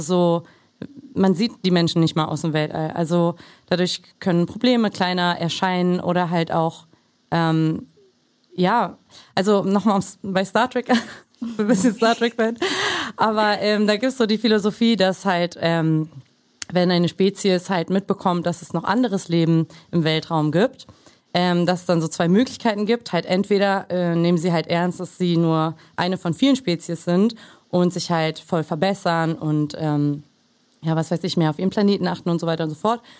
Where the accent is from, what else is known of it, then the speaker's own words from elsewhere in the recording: Germany; Mutter äh, kroatisch, Vater äh, aus Mexiko, äh, in Deutschland aufgewachsen